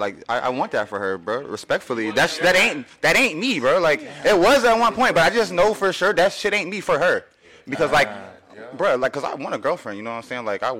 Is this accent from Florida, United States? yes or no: yes; Florida, United States; I will tell the full truth. I am from Broward County.